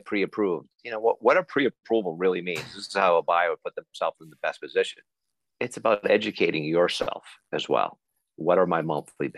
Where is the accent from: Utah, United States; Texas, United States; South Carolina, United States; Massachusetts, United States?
Massachusetts, United States; Belmont; also born or lived in Vermont; I'm a Belmont guy. I grew up in Belmont, went off to college up in Vermont, and then kind of returned to this area.